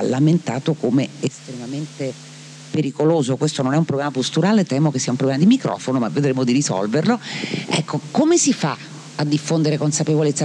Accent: Marche, Italy; mia terra, alle Marche

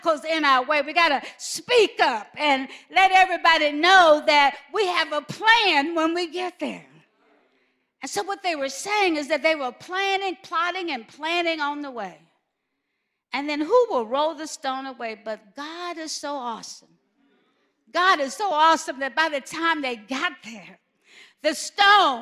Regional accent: Alabama, United States; I'm from Alabama.

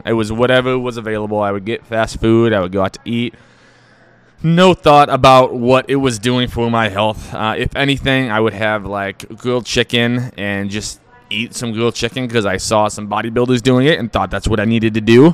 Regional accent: United States; I'm American. I'm patriotic. I like American food

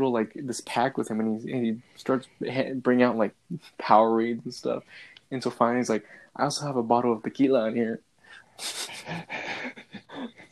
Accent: Chicago, Illinois, United States; first language English; I was born in Chicago

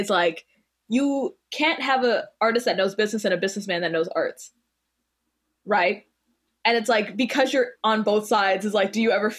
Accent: Canada; I'm Canadian

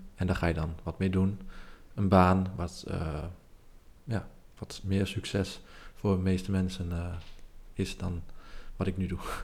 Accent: Nijverdal, Overijssel, Netherlands; ik kom uit Nijverdal, maar was geen bekende Nijverdaller

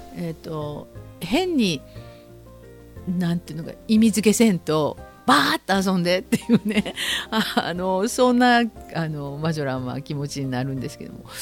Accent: Kansai, Japan; 関西人なので、節分ですね。

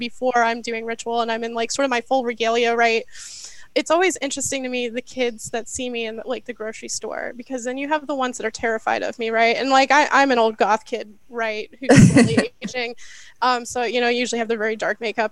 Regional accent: Ohio, United States; moved away; also born or lived in New Orleans / New York; I did grow up in the middle of a cornfield in the middle of Ohio

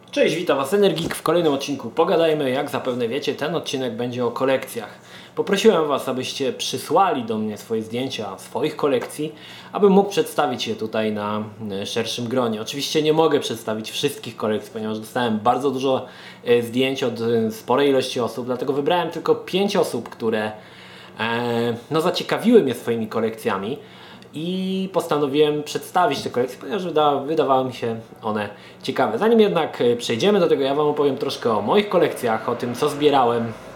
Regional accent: Poland

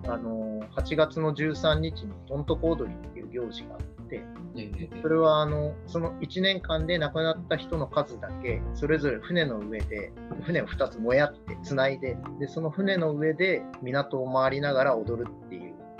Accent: Uwajima, Ehime, Japan; born or raised there; moved away as an adult; also born or lived in Tokyo

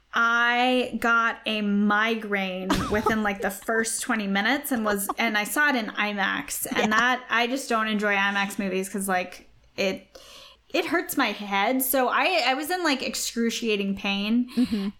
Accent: Australia; accent: Australian; my Australian accent

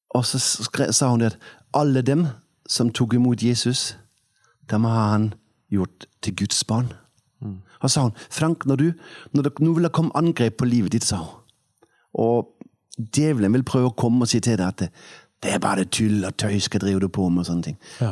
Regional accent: Denmark; Norwegian is a second language; moved away as an adult; also born or lived in Kvinesdal, Norway; now in Oppdal, Norway; Jeg er født i Danmark da jeg var 20 eh, én år gammel flyttet jeg til eh, Sadensdal.

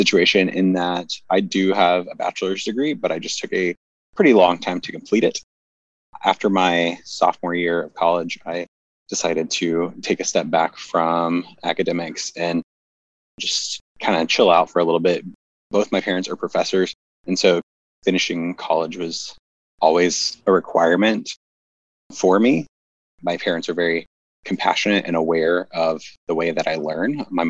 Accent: Budapest, Hungary; I grew up in Budapest, Hungary, and I lived there from the time I was 5 until I went to college.

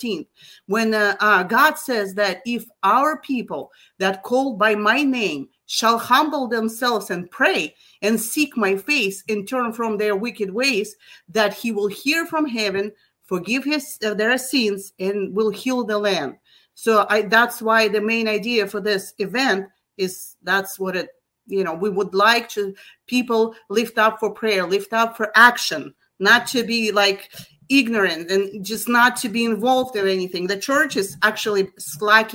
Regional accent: Kazakhstan; first language Russian; English is a second language; moved away as an adult; now in United States; I am from Kazakhstan originally. My father was from Russia. We're all speaking Russian.

